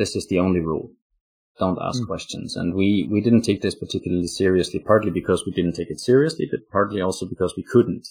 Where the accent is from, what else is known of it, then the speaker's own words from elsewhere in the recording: Austria; also born or lived in Afghanistan; now in Oslo, Norway; I live in Norway, in Oslo, Norway, but I'm actually from Austria.